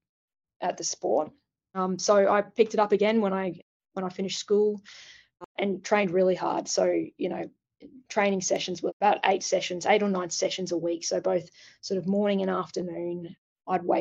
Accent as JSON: {"language": "English", "town": "Cairns", "region": "Queensland", "country": "Australia", "tie": "born or raised there", "said": "I was an 80s kid and I grew up in Cairns, tropical North Queensland"}